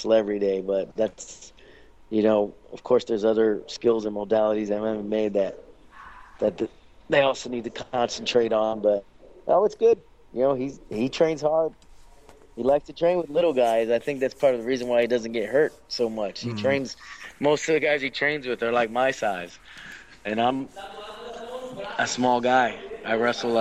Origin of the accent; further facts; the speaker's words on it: United States; moved away as an adult; now in Brazil; I'm American and I'm captain in the Army